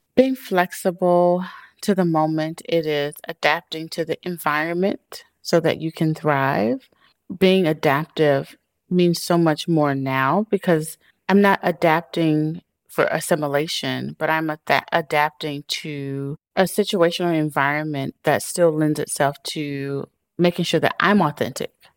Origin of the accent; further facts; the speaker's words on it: Chicago, Illinois, United States; I am a girl from Chicago who grew up on the South Side